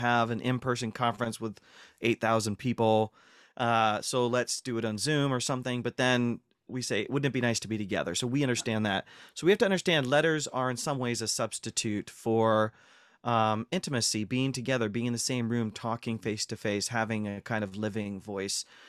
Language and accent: English; North Central Ohio, United States; moved away as an adult; also born or lived in Durham, United Kingdom; I was born and raised in North Central Ohio, so I'm a, I'm a heartland boy.